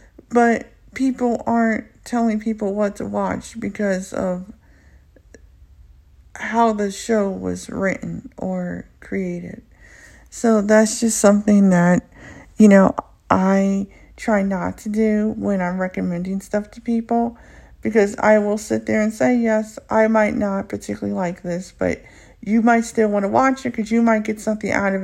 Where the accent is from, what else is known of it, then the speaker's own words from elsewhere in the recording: United States; first language English; I'm a native born English speaker here in the U.S. and I'm African American